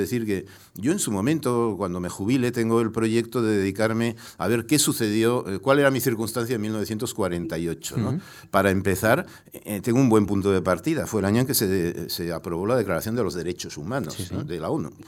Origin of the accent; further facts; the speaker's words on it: Pamplona, Navarre, Spain; born there; also born or lived in Mexico; porque mi madre me trajo a nacer específica y voluntariamente a Pamplona.